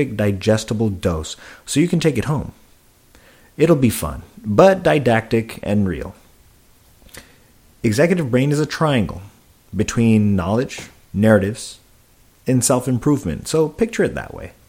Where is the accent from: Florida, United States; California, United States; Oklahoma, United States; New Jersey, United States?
California, United States; Silicon Valley; I was born and raised in the Silicon Valley